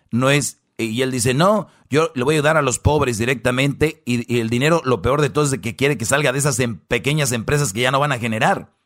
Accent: northern Mexico, Mexico; los que somos de allá del norte

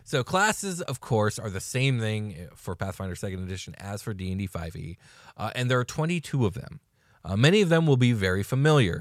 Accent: United States; we're very American in our point of view

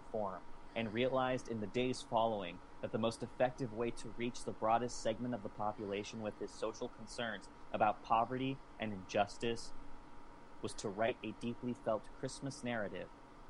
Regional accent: Southern California and the Southwest, United States; also born or lived in Southwestern United States; I grew up in Southern California and the Southwest. I didn't see snow until I was like a teenager.

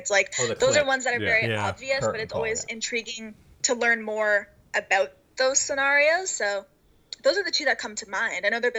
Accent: Toronto, Ontario, Canada; my hometown of Toronto

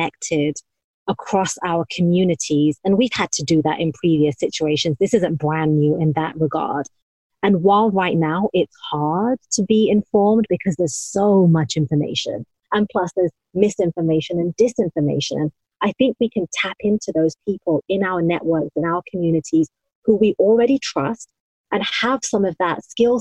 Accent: United Kingdom; now in United States; I'm talking as a Muslim woman of Indian origin, and I'm British, obviously living in the United States

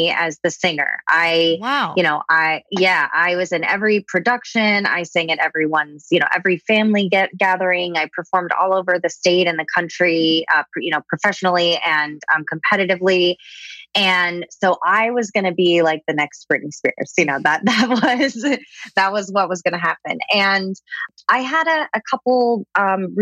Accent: Southern California, United States; I was born and raised in Southern California

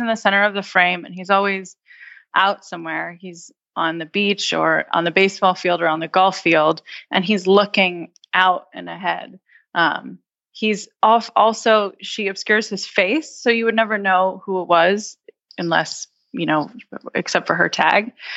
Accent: United States; as an American

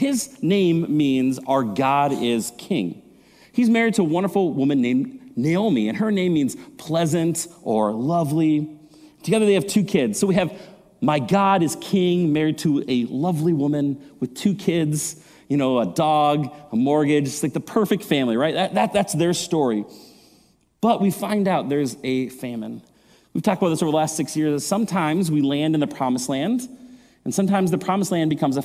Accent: Maple Grove, Minnesota, United States; moved away; also born or lived in Colorado; I grew up here in Maple Grove

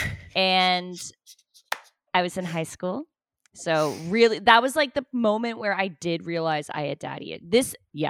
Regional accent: Toronto, Ontario, Canada; moved away as an adult; now in Los Angeles, United States; I'm from Toronto and I stick to my roots and the way we say things

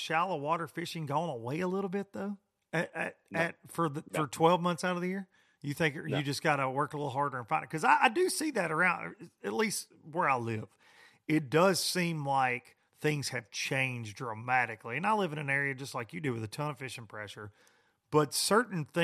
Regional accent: United States; growing up on the Tennessee River

